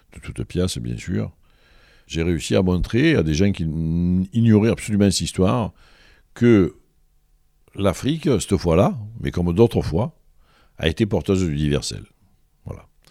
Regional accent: Marseille, Provence-Alpes-Côte d'Azur, France; Je suis germano-arménien, moi. Je suis allemand, Et, et né à l'Estac

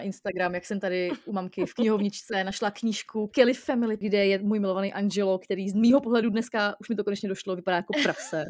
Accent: Most, Ústí nad Labem Region, Czechia; jsem z Mostu a teď jsem v Mostě

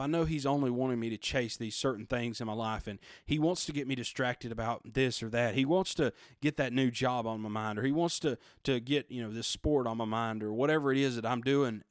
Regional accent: United States; we, as American citizens

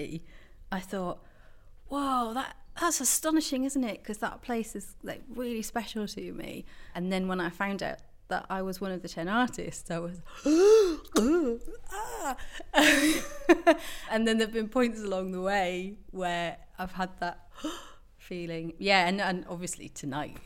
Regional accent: Bishop Auckland, North East England, United Kingdom; I grew up in Bishop Auckland, which is just down the road.

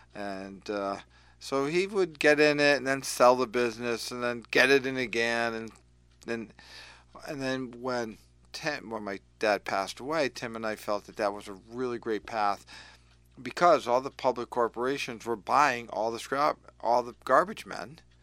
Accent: Willimantic, Connecticut, United States; also born or lived in Lebanon, Connecticut; had a great life growing up in Willimantic

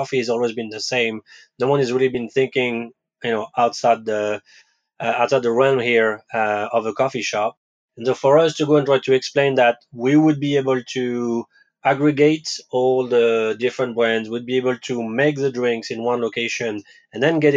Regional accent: France; English is a second language; moved away as an adult; also born or lived in West Coast, United States; now in New York, United States; I was actually born in France

